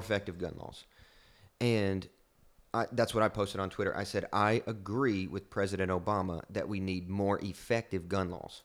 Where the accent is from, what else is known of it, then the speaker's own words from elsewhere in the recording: Kentucky, United States; I'm from Kentucky, from the sticks